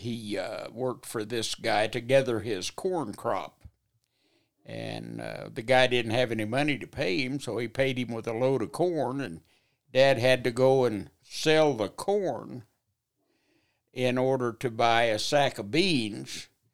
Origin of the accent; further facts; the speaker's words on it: Lazbuddy, Texas, United States; born there; Well, actually, I was born in West Texas, up towards, north of Wellington, Texas, was a little place called Lazbuddy.